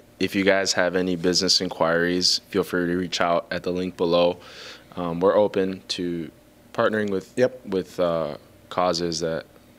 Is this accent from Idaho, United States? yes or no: no; Greenfield, Wisconsin, United States; I grew up here in the Milwaukee area. I grew up in Greenfield, Wisconsin, which is right outside of Milwaukee.